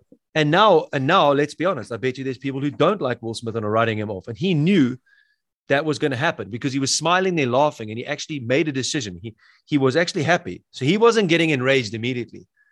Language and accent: English; South Africa; I'm from South Africa